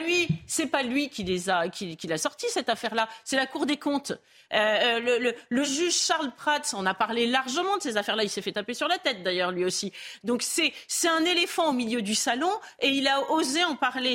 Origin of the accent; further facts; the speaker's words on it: France; en tant que Français ordinaires